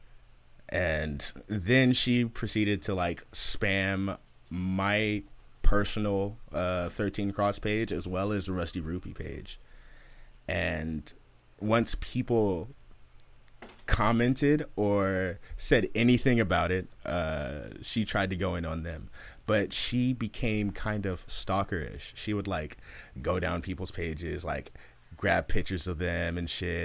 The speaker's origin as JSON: {"language": "English", "town": "Oakland", "region": "California", "country": "United States", "said": "I'm from Oakland."}